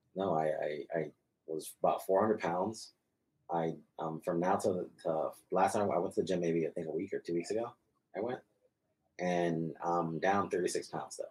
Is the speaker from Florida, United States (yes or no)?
yes; Florida, United States; moved away; I'm Hispanic, so I grew up in Florida